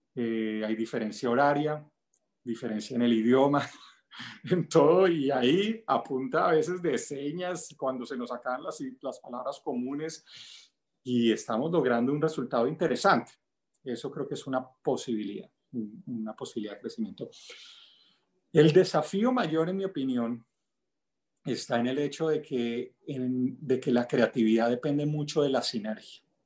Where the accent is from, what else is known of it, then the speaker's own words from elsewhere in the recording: El Limón, Venezuela; moved away; also born or lived in Bogotá, Colombia; Nací pues en Bogotá, pero crecí en un pueblito de la costa venezolana que se llama El Limón.